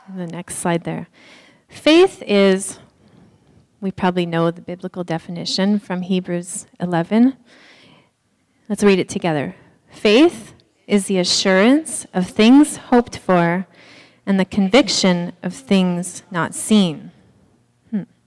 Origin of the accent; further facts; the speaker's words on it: Haiti; we're from Haiti